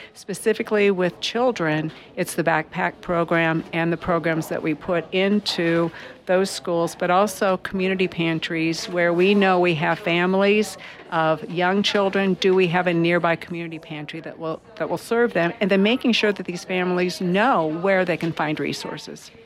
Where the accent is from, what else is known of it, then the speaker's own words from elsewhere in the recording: Greene County, Iowa, United States; I grew up in Greene County